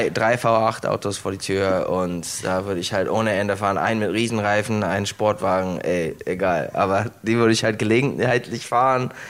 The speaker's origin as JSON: {"language": "German", "country": "United States", "said": "Ähm, ich komme aus den USA, ich habe mein ganzes Leben lang Steak und, und Kartoffeln gegessen."}